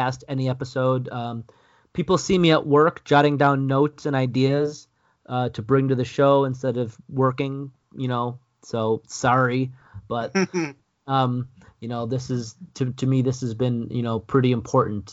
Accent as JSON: {"language": "English", "town": "Buffalo", "region": "New York", "country": "United States", "moved": "as an adult", "lives_now": "United Kingdom", "said": "I'm from Buffalo. I'm only going to be here for a few years"}